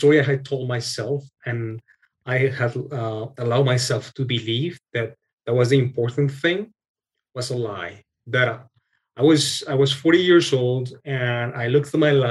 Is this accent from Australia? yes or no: no; Colombia; moved away as an adult; also born or lived in Texas, United States; now in Canada; we're originally from Colombia, my wife and I. And when we got married, we moved to the States